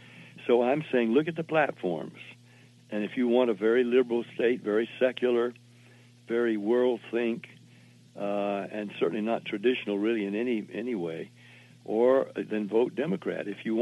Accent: Jacksonville, Florida, United States; moved away; also born or lived in Nashville, Tennessee / Denton, Texas; I was born in Jacksonville

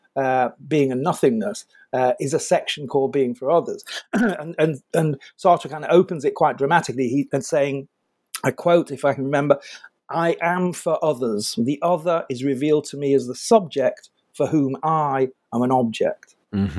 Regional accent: United Kingdom; I'm British

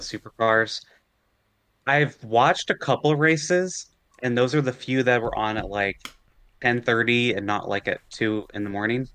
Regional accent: United States

